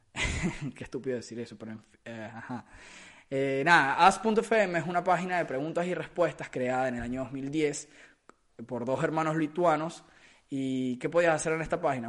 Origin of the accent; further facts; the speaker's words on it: Caracas, Capital District, Venezuela; del lugar del, que, del que soy, que es de Caracas, Venezuela